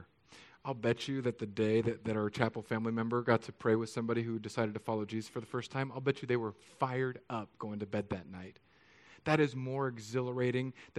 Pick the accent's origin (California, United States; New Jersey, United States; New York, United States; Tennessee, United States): California, United States; moved away; I'm from California, so like our version of rain is like somebody in the sky with an eyedropper from 30,000 feet